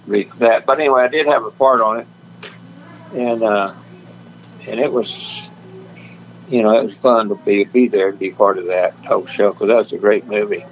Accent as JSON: {"language": "English", "town": "Enid", "region": "Oklahoma", "country": "United States", "tie": "born or raised there", "moved": "yes", "lives_now": "California, United States", "said": "I was born in Oklahoma City and I was raised up around Enid, Oklahoma, northern part."}